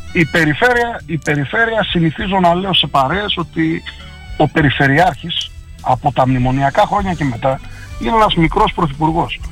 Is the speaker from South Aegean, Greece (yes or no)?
no; Xanthi, Eastern Macedonia and Thrace, Greece; also born or lived in Kavala; Είμαι ένας άνθρωπος γέννημα ξαντιώτη Εδώ γεννήθηκα, οκ, στην Καβάλα γεννήθηκα και ήρθα τριών ημερών, εδώ μεγάλωσα, εδώ πήγα σχολείο